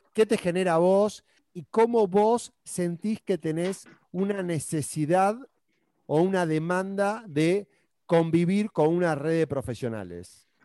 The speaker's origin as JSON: {"language": "Spanish", "country": "Argentina", "moved": "as an adult", "lives_now": "Peru", "said": "yo siendo argentino vivo en Perú ya hace poquito más de 10 años"}